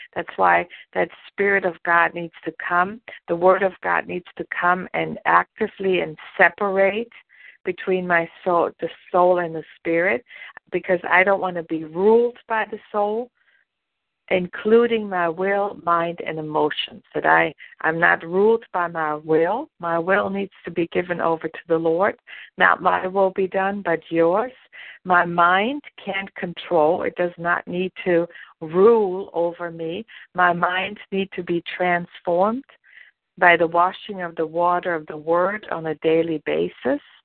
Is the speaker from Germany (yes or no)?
yes; Germany; moved away as an adult; now in United States; I was born and raised in Germany, and I didn't come to the United States until I was almost 30 years old.